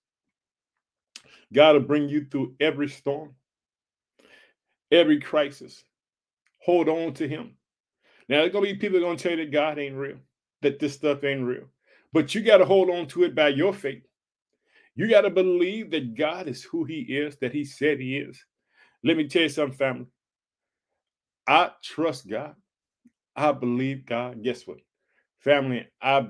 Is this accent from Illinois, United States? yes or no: yes; Illinois, United States; born or raised there; also born or lived in Chicago, Illinois